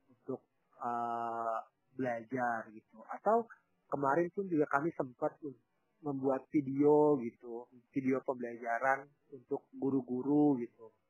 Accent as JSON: {"language": "Indonesian", "region": "Papua", "country": "Indonesia", "tie": "born or raised there", "said": "ada di luar Papua pada umumnya gitu. Di sini tuh harus jalan kaki. Bayangkan kalau saya tuh ke desa, desa saya tuh ya masih sedikit dekat lah dengan kota gitu."}